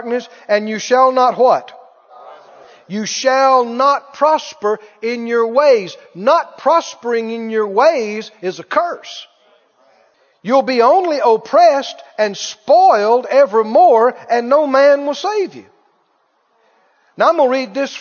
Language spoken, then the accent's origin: English; Mississippi, United States; my rural area where I grew up down in Mississippi